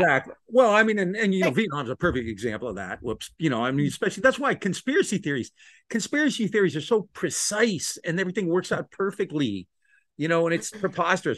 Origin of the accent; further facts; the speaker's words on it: Ohio, United States; now in Texas, United States; I'm in Texas, but I come from Ohio, and I'm an Italian kid.